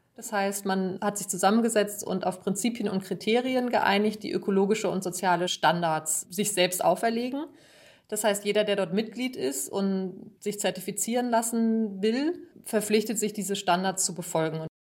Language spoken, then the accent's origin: German; Germany; bei uns in Deutschland